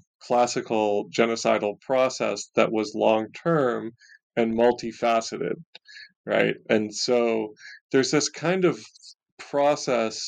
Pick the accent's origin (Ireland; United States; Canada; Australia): Canada; Ontario; of Canada, which is actually where I grew up. I grew up in Ontario